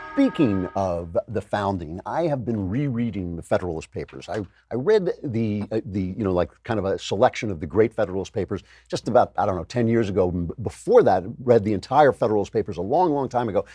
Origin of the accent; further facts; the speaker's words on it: United States; being born here